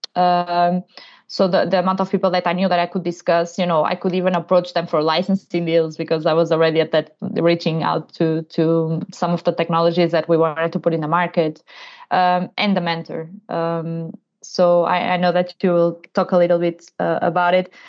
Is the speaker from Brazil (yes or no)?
no; Portugal; moved away as an adult; also born or lived in London, United Kingdom; I'm originally from Portugal